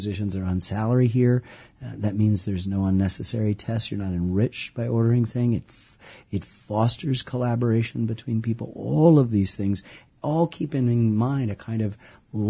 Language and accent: English; Ann Arbor, Michigan, United States; I grew up in the Midwest too, in Michigan.